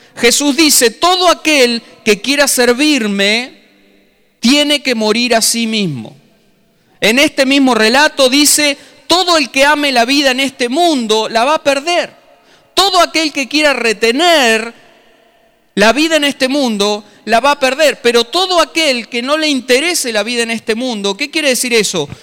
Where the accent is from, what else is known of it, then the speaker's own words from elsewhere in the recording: Tandil, Buenos Aires Province, Argentina; moved away as an adult; Soy un paisanito de Tandil que se vino a Buenos Aires con 24, 25 años.